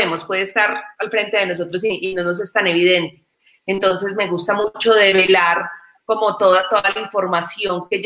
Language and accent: Spanish; Medellín, Antioquia, Colombia; como decimos en mi tierra, en Medellín, la comba al palo